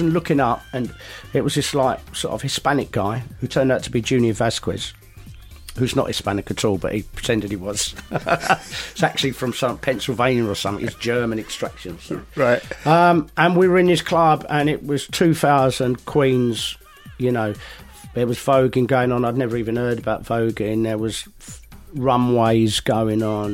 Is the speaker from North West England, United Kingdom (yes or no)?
no; London, United Kingdom; we're from London